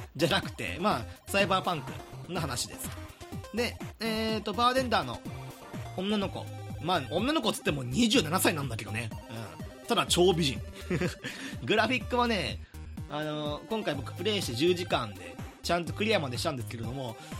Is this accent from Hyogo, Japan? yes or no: yes; Hyogo, Japan; 僕はあの兵庫出身なんで西の方はわかる